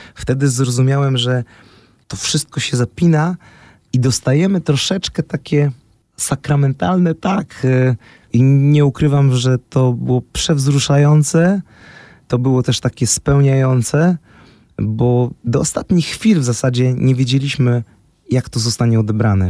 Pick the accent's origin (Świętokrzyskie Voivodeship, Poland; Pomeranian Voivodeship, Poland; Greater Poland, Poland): Greater Poland, Poland; Poznań; ja jestem z Poznania